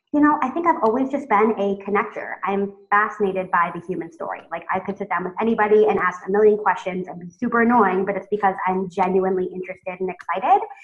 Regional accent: California, United States; moved away as an adult; also born or lived in Oregon; now in Tel Aviv, Israel; I'm originally from California

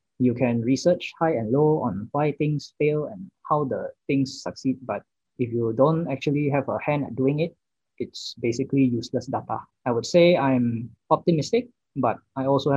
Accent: Sungai Buloh, Selangor, Malaysia; also born or lived in Damansara Utama / Melbourne, Australia; I grew up in Sungai Buloh, but then I moved to Damansara Utama, where I am still situated

